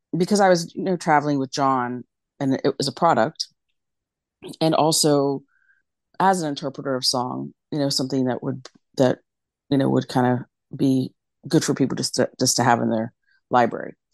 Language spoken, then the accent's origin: English; West Virginia, United States; moved away as an adult; now in New York City, United States; I was born and raised in West Virginia